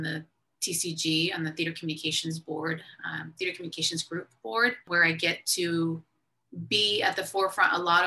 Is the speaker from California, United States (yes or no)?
yes; San Diego, California, United States; born or raised there; first language Spanish; English is a second language; moved away as an adult; also born or lived in Columbus, Ohio